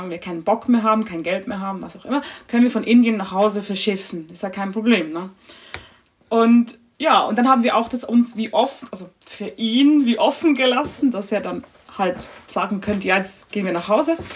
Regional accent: Switzerland; bei uns oh, Schweizern

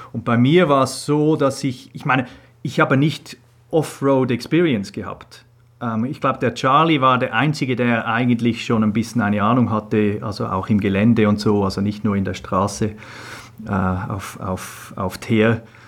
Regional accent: Switzerland; moved away as an adult; also born or lived in England; Ich bin in der Schweiz aufgewachsen

